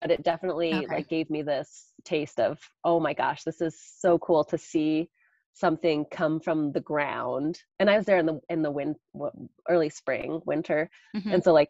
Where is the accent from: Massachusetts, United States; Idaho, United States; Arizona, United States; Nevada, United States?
Idaho, United States; Caldwell; In Caldwell. Yeah, just over the river from you. Well, more in town.